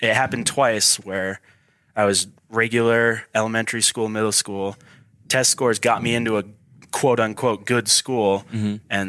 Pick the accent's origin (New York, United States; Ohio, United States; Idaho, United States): Idaho, United States; Boise; born there; I'm not from Idaho Falls. I'm from all around. Like, I was born in Boise, but I've moved countless times.